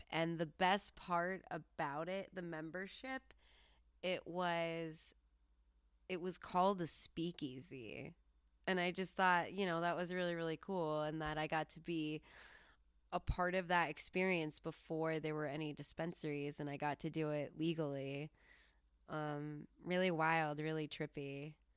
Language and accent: English; Colorado, United States; I'm from Colorado